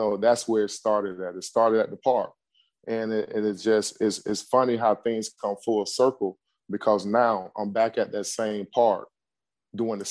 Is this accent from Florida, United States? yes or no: yes; South Florida, United States; growing up in South Florida